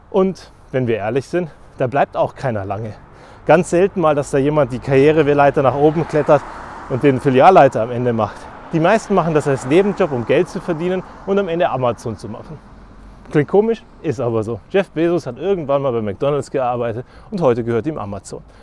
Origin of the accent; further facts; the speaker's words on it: Germany; Weil im Feiern sind wir Deutsche wahnsinnig schlecht.